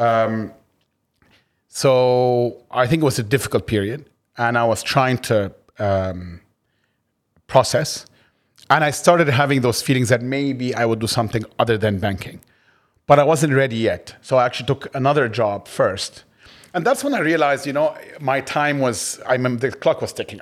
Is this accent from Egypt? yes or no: yes; Egypt; moved away as an adult; also born or lived in United States; I grew up in Egypt, uh, and, but then also went to the States